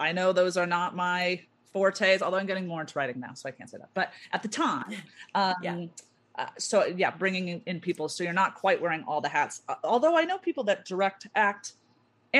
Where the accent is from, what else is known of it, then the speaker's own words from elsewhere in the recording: Orange County, California, United States; also born or lived in Chicago; now in Los Angeles, United States; I'm from Orange County